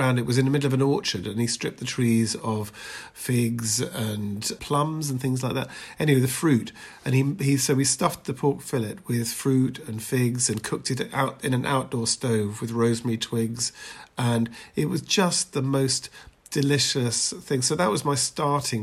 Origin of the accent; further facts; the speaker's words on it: Edinburgh, Scotland, United Kingdom; moved away as an adult; also born or lived in London; I was born in Edinburgh